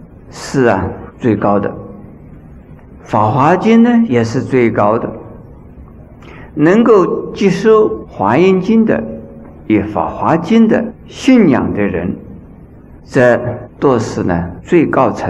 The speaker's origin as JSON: {"language": "Chinese", "country": "China", "said": "那这个五种啊，在我们中国人很少吃牛奶的"}